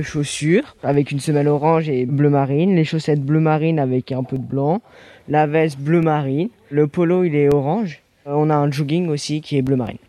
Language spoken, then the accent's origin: French; Lyon, Auvergne-Rhône-Alpes, France; j'ai 14 ans et euh, je viens de Lyon